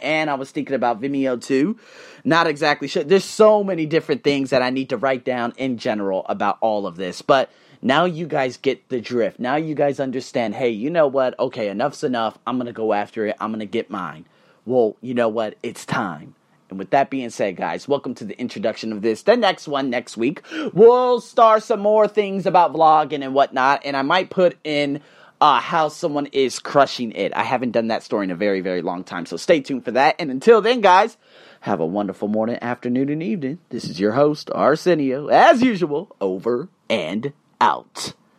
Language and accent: English; Las Vegas, Nevada, United States; moved away as an adult; now in Bangkok, Thailand; I was born and raised in the Vegas craze, I've been living here, in Bangkok for five goddamn years, no, well not, well in Thailand for five years